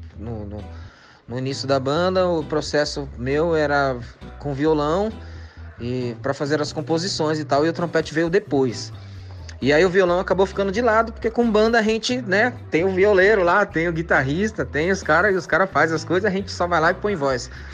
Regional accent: São Paulo, Brazil; somos aqui do Fundão, Zona Leste, né? A gente é do gueto

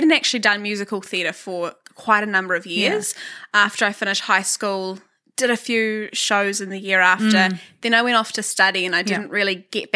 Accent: Whakatane, Bay of Plenty, New Zealand; moved away as an adult; now in Hamilton, New Zealand; I grew up in Whakatane

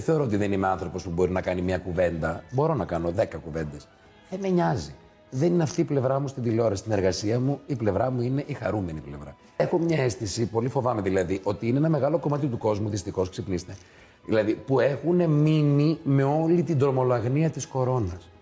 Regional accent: Thessaloniki, Central Macedonia, Greece; Είμαστε από Θεσσαλονίκη

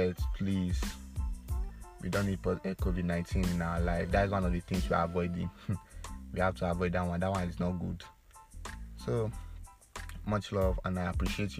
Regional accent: Edo, Nigeria; I'm from Edo State, a lot of people that know me will know that I'm from Edo State.

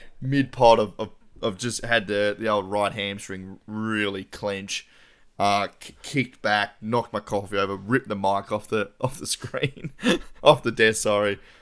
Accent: Tasmania, Australia; We're all from Tassie

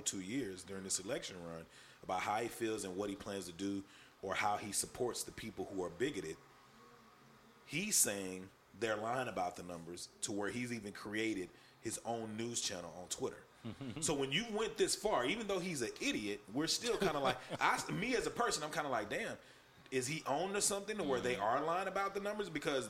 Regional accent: East Texas, United States; now in Dallas, United States; I'm not from Dallas. Mm-hmm. You know, I'm from East Texas.

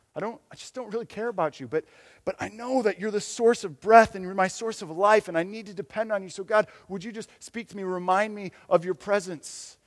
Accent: Michigan, United States; moved away; I'm, I'm from Michigan

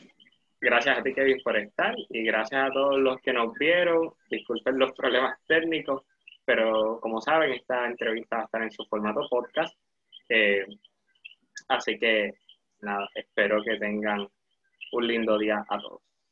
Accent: Puerto Rico; la identidad de nosotros como puertorriqueños

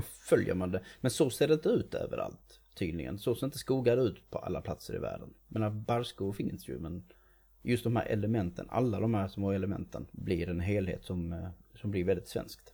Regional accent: Sweden

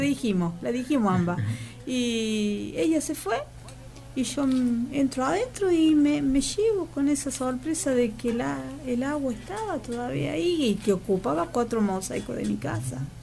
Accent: Laguna Larga, Córdoba, Argentina; somos dos más de Laguna Larga, de nuestras raíces

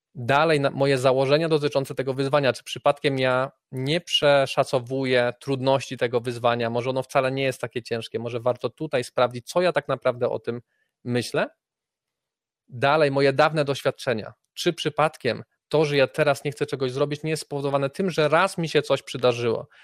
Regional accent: Poland

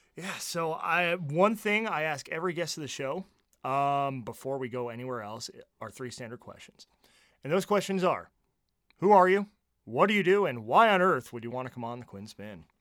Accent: New Jersey, United States; moved away; growing up in New Jersey

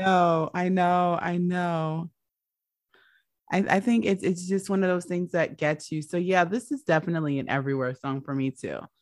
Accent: United States; I'm the American

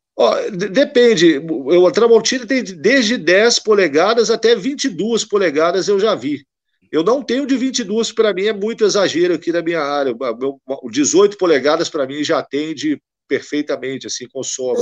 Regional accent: Minas Gerais, Brazil; eu sou de Minas Gerais, eu não sou do Rio

